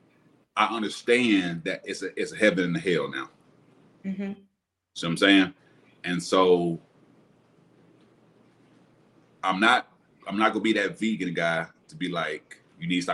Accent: Alabama, United States; also born or lived in Tampa, Florida; I'm back in my hometown, Alabama

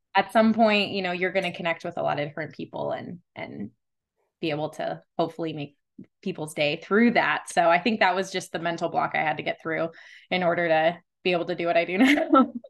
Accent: Las Vegas, Nevada, United States; I was born and raised here in Las Vegas

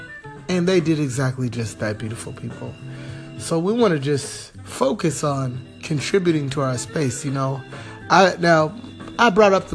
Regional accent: Southern California, United States; I'm from Southern California

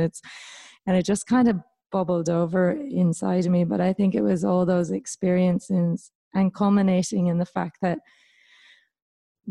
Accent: Ireland; moved away as an adult; also born or lived in Victoria, Australia; now in New South Wales, Australia; coming from Ireland

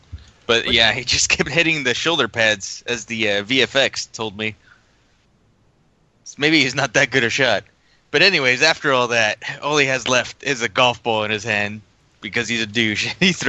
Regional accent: United States; I'm American.

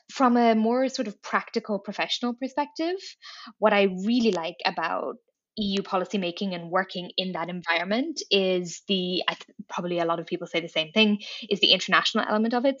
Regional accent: Dublin, Leinster, Ireland; moved away as an adult; also born or lived in Paris; now in Brussels, Belgium; I am Irish. I grew up in Dublin.

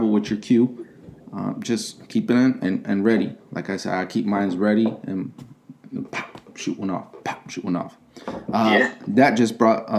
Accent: Chicago, Illinois, United States; moved away; also born or lived in Okinawa; I was born and raised in Chicago, in the city, not in the suburbs

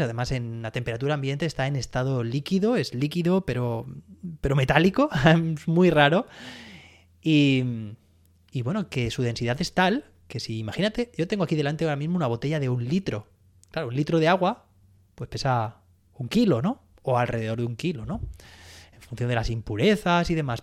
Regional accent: Alicante, Valencian Community, Spain; soy alicantina

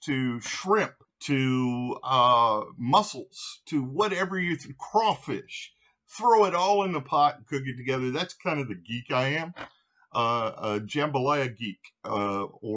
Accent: Louisiana, United States; now in Nashville, United States; Originally, I am from Louisiana. I reside now in Nashville, Tennessee

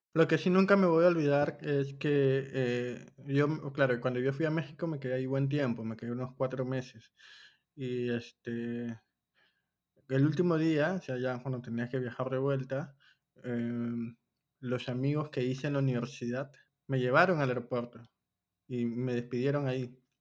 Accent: Peru; soy de Perú

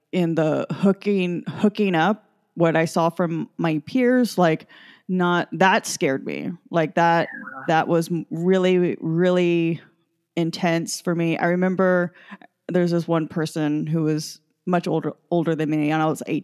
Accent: San Jose, California, United States; I grew up in San Jose. We're an hour south of San Francisco.

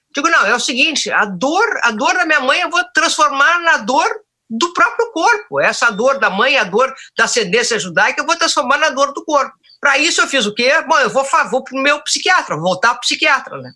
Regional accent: Porto Alegre, Rio Grande do Sul, Brazil; Nascida e criada no Bonfim

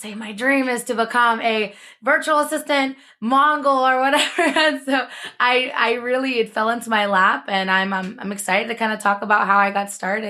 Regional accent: Philippines; I'm like, well, I'm Filipino. This works out.

